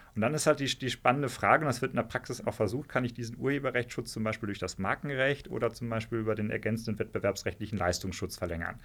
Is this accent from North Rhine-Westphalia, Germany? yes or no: no; Hesse, Germany; moved away as an adult; also born or lived in Ruhr area / Marburg area / Taunus / London; now in Trier, Germany; meine Familie kommt aus dem Ruhrgebiet, ja. ähm, aber da sind wir ziemlich schnell äh, weggezogen. Deswegen bin ich in Hessen aufgewachsen